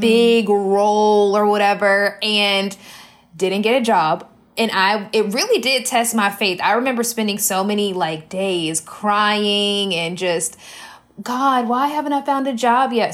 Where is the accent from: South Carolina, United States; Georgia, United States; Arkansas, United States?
South Carolina, United States; Columbia; I am from Columbia, South Carolina, grew up here